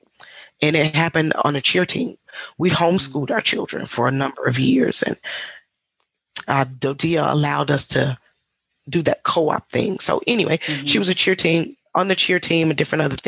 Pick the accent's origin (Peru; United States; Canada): United States; Mississippi; moved away as an adult; also born or lived in England; I was born and raised in a small town in Mississippi